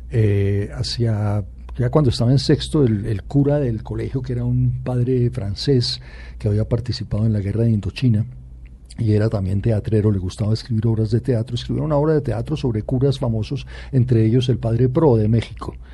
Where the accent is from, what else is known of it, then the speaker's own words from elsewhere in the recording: Bogotá, Colombia; yo ya nací en Bogotá.